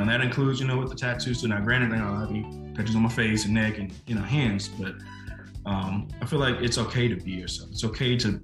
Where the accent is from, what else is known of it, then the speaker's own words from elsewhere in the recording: Little Rock, Arkansas, United States; when we were younger, we grew up on Marshall Street, literally the back of my house, back up to what's called Wolf in Little Rock, Arkansas